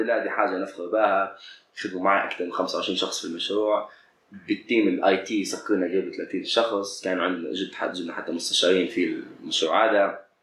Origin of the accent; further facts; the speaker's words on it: Libya; خلينا نقولوا بالليبي